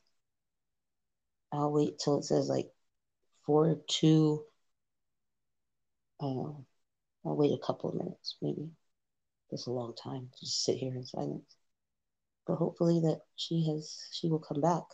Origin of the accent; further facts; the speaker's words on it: California, United States; I'm from California